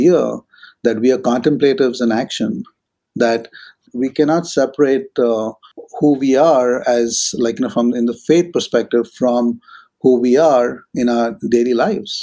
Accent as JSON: {"language": "English", "region": "Maharashtra", "country": "India", "tie": "born or raised there", "moved": "yes", "said": "where I grew up in Maharashtra in India"}